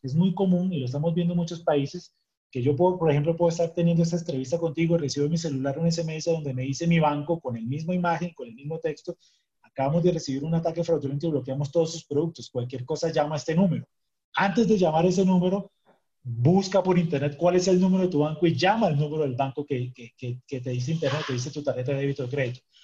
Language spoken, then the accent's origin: Spanish; Colombia; en mi país, en Colombia